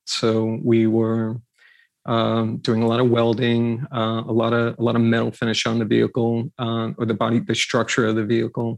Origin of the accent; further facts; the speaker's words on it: New York, United States; I grew up in New York